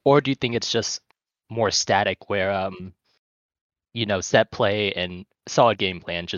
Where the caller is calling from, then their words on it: Georgia, United States; I'm calling in from Georgia.